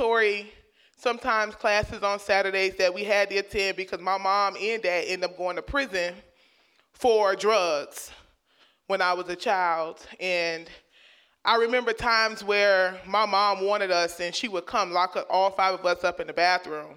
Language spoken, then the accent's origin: English; Miami, Florida, United States; where I grew up in Liberty City, my elementary school sat right there on the in the red light district